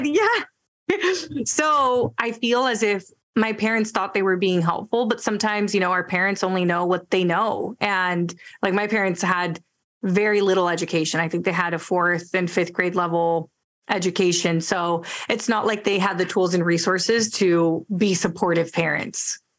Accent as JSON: {"language": "English", "area": "Bay Area", "region": "California", "country": "United States", "tie": "born or raised there", "first_language": "Spanish", "second_language": "English", "said": "I grew up in the Bay Area, went to college in the Bay Area"}